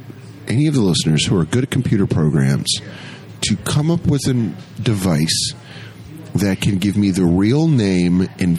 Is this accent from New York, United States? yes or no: no; Colorado, United States; I'm a Swedish and Irish descent, and I'm from Colorado.